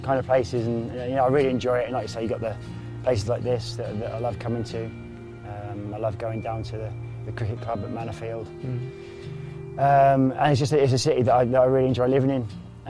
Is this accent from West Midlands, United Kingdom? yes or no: no; Norfolk, East of England, United Kingdom; moved away as an adult; now in Aberdeen, United Kingdom; My wife's from Manchester, I'm from Norfolk, and he's from Aberdeen.